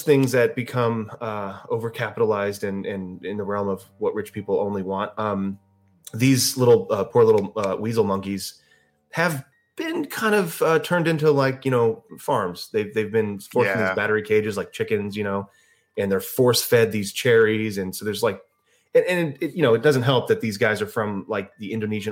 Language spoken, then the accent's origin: English; United States; I'm American